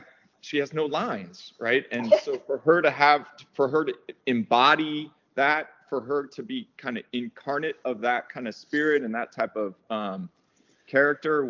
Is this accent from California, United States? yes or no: yes; Merced, California, United States; now in Los Angeles, United States; I grew up in a small town in the central part of California called Merced